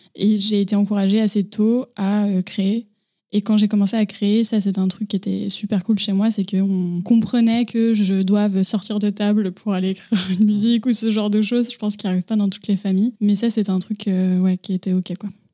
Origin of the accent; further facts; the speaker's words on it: Boussy, Auvergne-Rhône-Alpes, France; also born or lived in Annecy; je suis née à Annecy et j'ai grandi dans un petit village à côté d'Annecy qui s'appelle Boussy